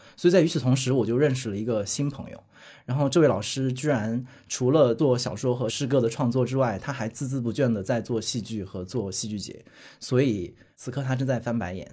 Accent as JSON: {"language": "Chinese", "region": "Hunan", "country": "China", "said": "我是一个跟着综艺长大的人，因为我是湖南人，所以我完全是跟着湖南台在综艺节目的崛起而成长的"}